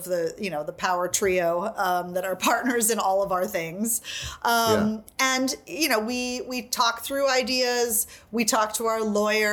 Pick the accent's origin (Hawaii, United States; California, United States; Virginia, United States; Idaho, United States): Hawaii, United States; now in New York, United States; I'm from Hawaii